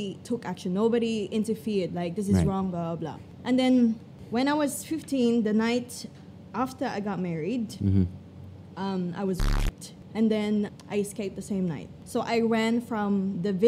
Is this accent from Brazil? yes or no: no; Iloilo, Western Visayas, Philippines; also born or lived in Antique; now in Australia; I grew up in Iloilo, and then up until I was 13, I dropped out of school.